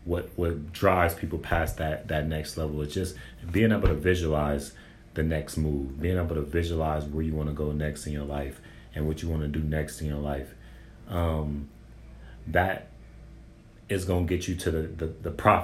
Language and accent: English; San Bernardino, California, United States; I'm from San Bernardino, California